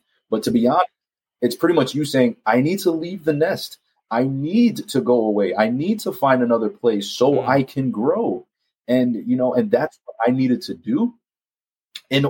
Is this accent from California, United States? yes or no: no; New York, United States; moved away; I love New York, born and raised in Harlem